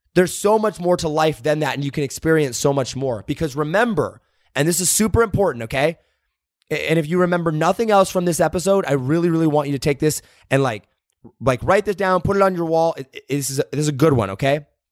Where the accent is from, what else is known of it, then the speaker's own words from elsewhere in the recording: Indiana, United States; moved away; I grew up in Indiana